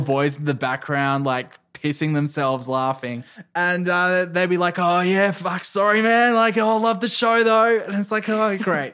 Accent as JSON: {"language": "English", "country": "Australia", "tie": "born or raised there", "also_born_or_lived": "Melbourne", "moved": "as an adult", "lives_now": "central Victoria, Australia", "said": "I was born in Melbourne, but I, I, I grew up on the South Coast, and then moved back to Melbourne when I was eighteen"}